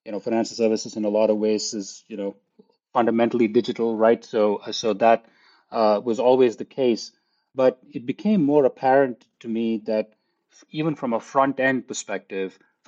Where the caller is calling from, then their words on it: Palo Alto, California, United States; I'm calling in from sunny California in Palo Alto.